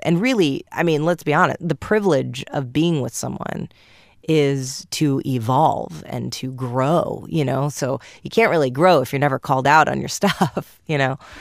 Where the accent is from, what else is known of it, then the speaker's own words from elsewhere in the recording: New York, United States; I'm from New York.